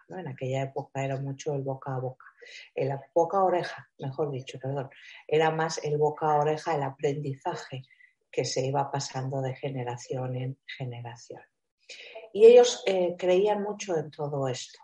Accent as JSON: {"language": "Spanish", "country": "Spain", "said": "aquí en mi tierra, en España, ¿no? Sobre todo en el sur de España"}